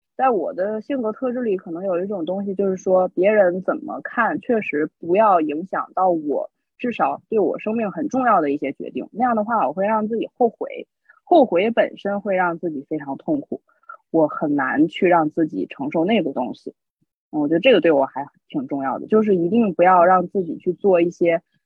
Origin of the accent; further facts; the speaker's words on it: a small town in Tianjin, China; moved away; also born or lived in Beijing; 我家是天津的一个很小的镇子